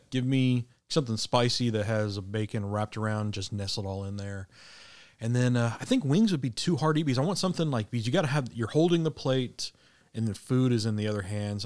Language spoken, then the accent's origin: English; Midwest, United States; now in Arkansas, United States; growing up in the Midwest